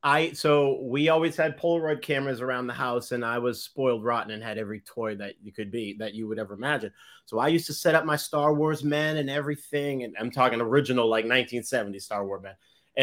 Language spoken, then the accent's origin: English; Boston, Massachusetts, United States; Anyway, yes, I'm from Boston.